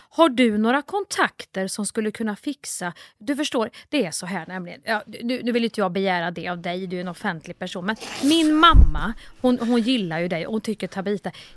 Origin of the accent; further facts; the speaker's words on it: Kristinehamn, Värmland, Sweden; folk i Kristinehamn där jag kommer ifrån